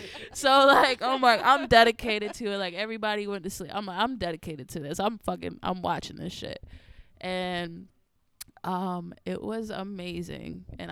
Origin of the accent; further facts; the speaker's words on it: Florida, United States; In Florida.